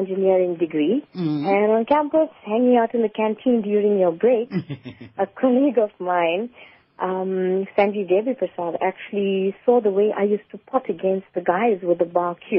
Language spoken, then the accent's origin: English; South Africa; apart from just being an Indian female in the community, it was taboo across South Africa for women to be acknowledged as good players in that particular code of sport.